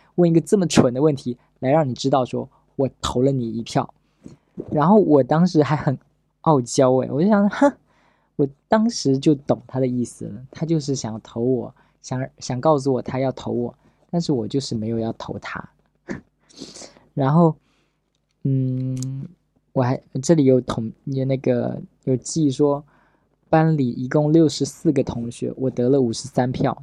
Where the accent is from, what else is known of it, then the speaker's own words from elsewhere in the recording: Pingtan, Fujian, China; 我是一个福建人，我原来在平潭